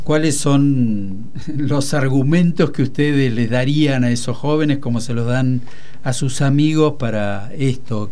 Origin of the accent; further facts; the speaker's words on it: Aguilares, Tucumán, Argentina; now in Buenos Aires, Argentina; yo soy de Aguilares y un ingenio a, cinco kilómetros de mi casa era propiedad de la familia Terán